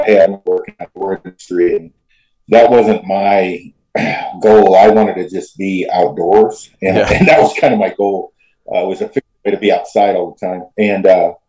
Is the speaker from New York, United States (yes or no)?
no; Oregon, United States; I'm from Oregon originally, like my hometown's 200 people. So pretty small in the middle of the Cascades.